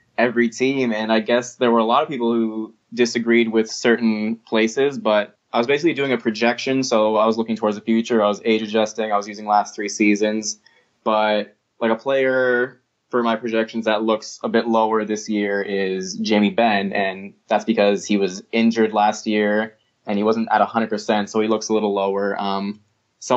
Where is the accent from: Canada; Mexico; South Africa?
Canada; Toronto, Ontario; I'm from Toronto